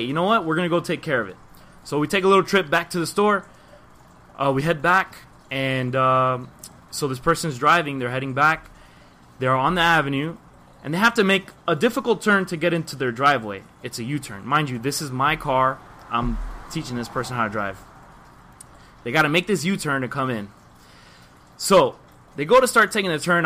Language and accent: English; Miami, Florida, United States; born and raised Miami, obviously. Way I speak, you probably know